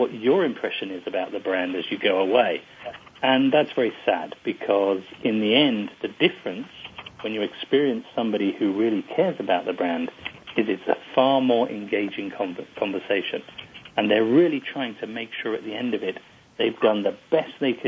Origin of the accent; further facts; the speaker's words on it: England, United Kingdom; I as an English person